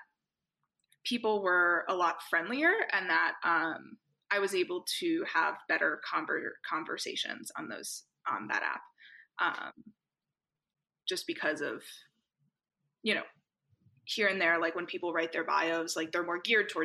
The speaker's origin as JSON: {"language": "English", "country": "United States", "said": "from the US and also I'm Jewish"}